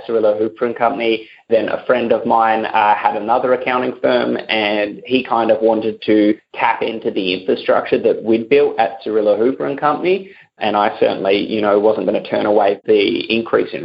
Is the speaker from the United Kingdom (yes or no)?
no; Adelaide, South Australia, Australia; each university, I noticed in my hometown, has got its own sort of accounting students club